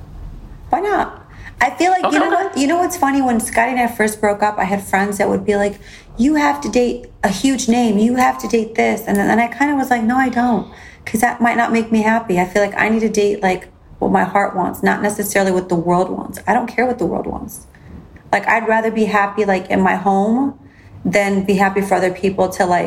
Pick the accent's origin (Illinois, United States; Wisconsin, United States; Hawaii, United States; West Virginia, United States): Illinois, United States; Chicago; now in Miami, United States; growing up in Chicago, I had like two different like upbringings